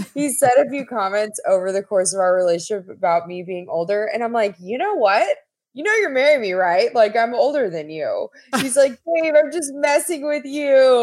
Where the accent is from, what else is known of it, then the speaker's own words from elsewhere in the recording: Texas, United States; moved away as an adult; I'm originally from Texas and found myself back here this past year after being gone for quite some time